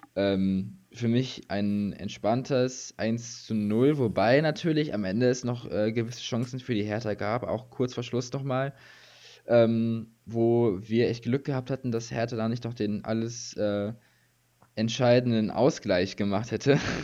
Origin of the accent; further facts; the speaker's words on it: Germany; wir als Deutsche